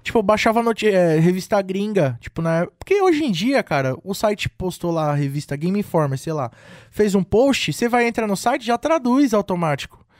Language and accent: Portuguese; Cubatão, São Paulo, Brazil; E tocava nas festinhas lá da minha cidade, de Cubatão